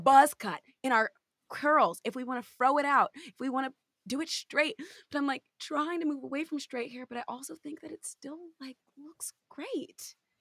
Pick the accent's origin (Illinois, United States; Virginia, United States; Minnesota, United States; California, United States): California, United States; now in New York, United States; I'm from California